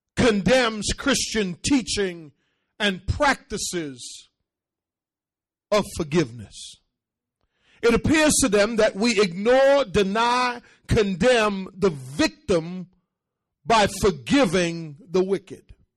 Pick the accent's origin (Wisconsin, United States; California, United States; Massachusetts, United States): Massachusetts, United States; Boston; I grew up in Boston at a time when racism still existed, being the only black student in the school. And on top of that, with an accent, and I dressed differently when I came to this country